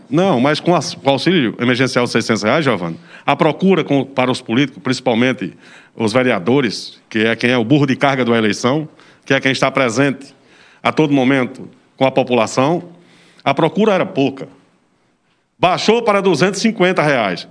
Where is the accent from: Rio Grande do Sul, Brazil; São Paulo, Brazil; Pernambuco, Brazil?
Pernambuco, Brazil; Serra Talhada; eu sou oriundo da zona rural, represento zona rural